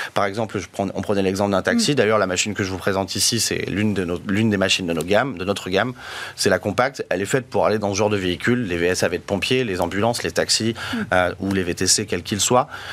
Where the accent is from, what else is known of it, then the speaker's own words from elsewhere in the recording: France; on est français